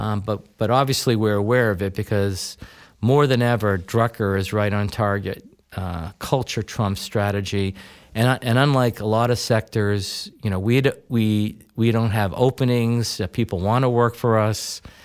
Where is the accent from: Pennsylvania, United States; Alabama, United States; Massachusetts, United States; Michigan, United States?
Massachusetts, United States; Weston; moved away as an adult; now in Bow, New Hampshire, United States; I grew up in, uh, a little town, then little town in Massachusetts called Weston